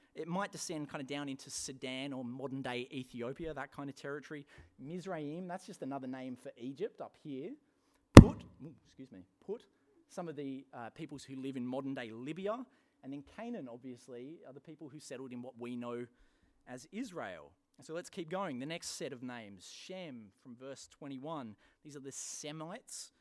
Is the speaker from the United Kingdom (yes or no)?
yes; England, United Kingdom; moved away; my home country, England